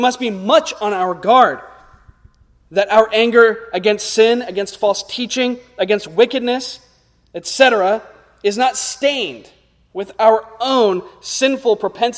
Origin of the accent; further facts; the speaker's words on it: United States; as American evangelicals